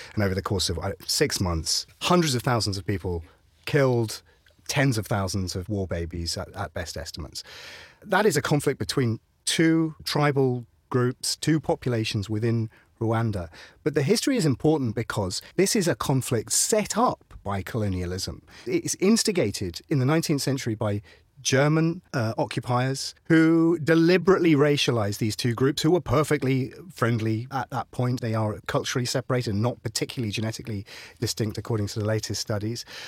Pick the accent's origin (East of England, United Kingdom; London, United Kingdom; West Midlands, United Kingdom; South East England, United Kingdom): East of England, United Kingdom; Ipswich; I was raised in Ipswich.